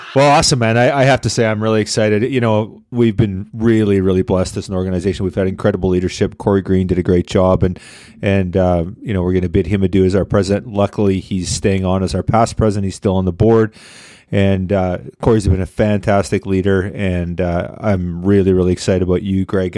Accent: Victoria, British Columbia, Canada; moved away; my hometown of Victoria

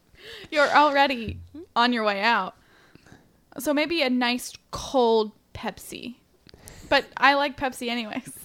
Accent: Lancaster, Ohio, United States; accent: Ohio; moved away; I have an Ohio accent. It's slight.

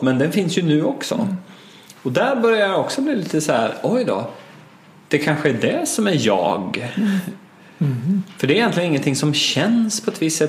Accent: Östergötland, Sweden; moved away; det lilla samhälle som jag växte upp i i Östergötland

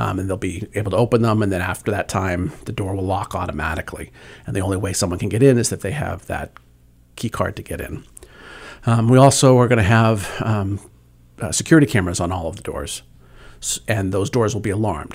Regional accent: Worcester, Massachusetts, United States; also born or lived in Medfield, Massachusetts / Attleboro, Massachusetts; I, uh, was, uh, born and raised in Worcester, Massachusetts. Uh, my family moved to Medfield, uh, for secondary school

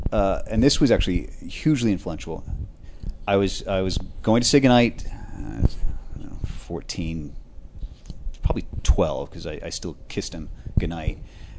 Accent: Seattle, Washington, United States; And because I grew up in Seattle, which was very close to the Canadian border

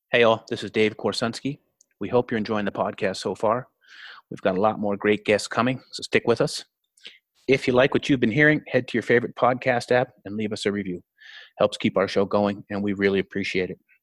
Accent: Winnipeg, Manitoba, Canada; I was born and raised in Winnipeg

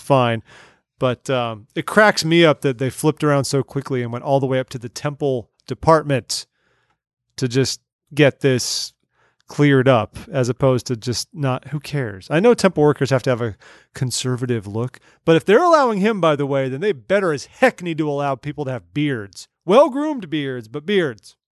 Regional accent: California, United States; growing up in California

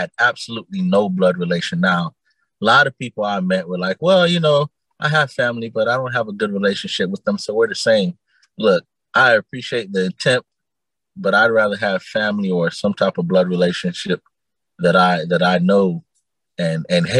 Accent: Immokalee, Florida, United States; also born or lived in Naples, Florida; I was born in Naples, Florida, but I grew up in a town called Immokalee

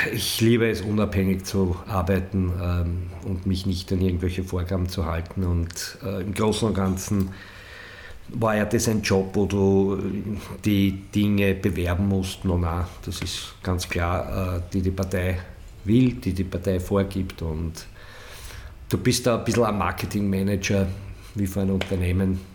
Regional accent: Weitra, Lower Austria, Austria; meine Heimatstadt Weitra

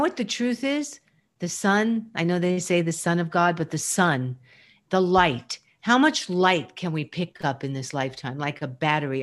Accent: New York, United States; I am mostly a New Yorker

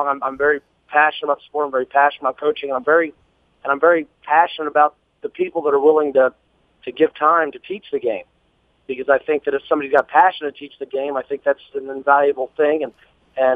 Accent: Hutchinson, Kansas, United States; the bowling center that I grew up in Hutchinson, Kansas

